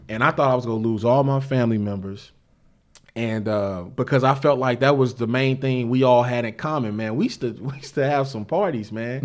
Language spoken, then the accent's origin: English; St. Louis, Missouri, United States; I'm from Saint Louis, Missouri, born and raised